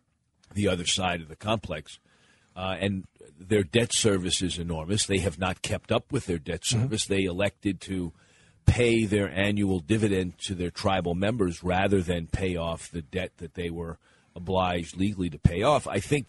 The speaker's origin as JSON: {"language": "English", "region": "Pennsylvania", "country": "United States", "tie": "born there", "said": "I was born in Pennsylvania and then returned there after I started my career as a community organizer"}